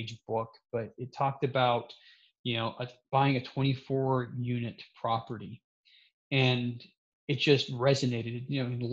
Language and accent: English; Salt Lake City, Utah, United States; I grew up in Salt Lake City